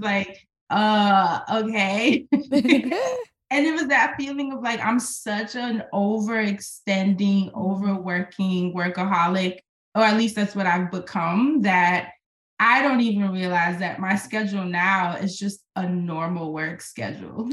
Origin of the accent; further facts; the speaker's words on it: New York, United States; moved away as an adult; now in Portland, United States; as a New Yorker